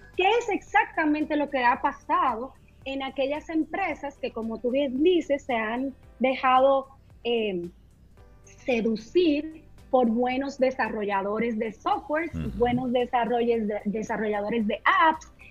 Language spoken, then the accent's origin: Spanish; Dominican Republic; nosotros como dominicanos